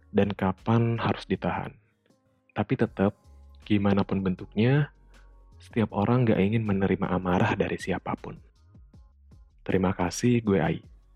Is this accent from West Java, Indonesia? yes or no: yes; West Java, Indonesia; accent: Sundanese; aksen Sunda gue keluar